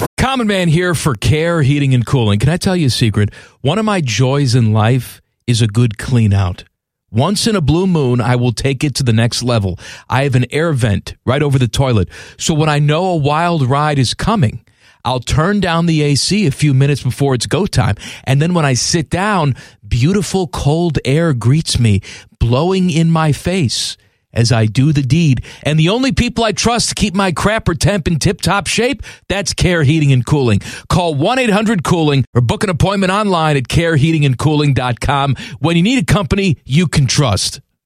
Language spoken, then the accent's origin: English; United States; me being American